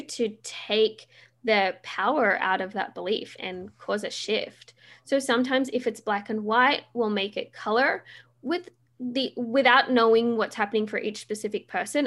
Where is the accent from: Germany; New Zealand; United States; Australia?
Australia; now in Vancouver, Canada; I am Australian